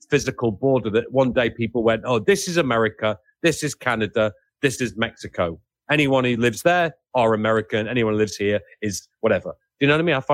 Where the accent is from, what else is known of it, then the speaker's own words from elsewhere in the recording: England, United Kingdom; but certainly in terms of the, you know, being being English, I I'm, I do not necessarily feel proud of being English.